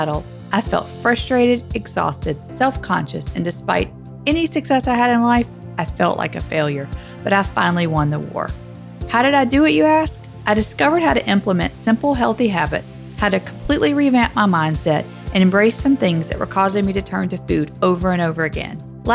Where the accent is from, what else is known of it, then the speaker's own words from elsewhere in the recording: the South, Southern United States, United States; accent: Southern; now in Nebraska, United States; my Southern accent does not belong in central Nebraska